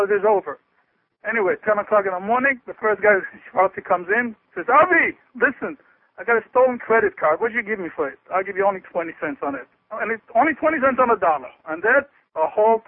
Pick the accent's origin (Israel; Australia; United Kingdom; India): Israel; moved away as an adult; also born or lived in New York; now in United States; a nice Jew boy who was born in Israel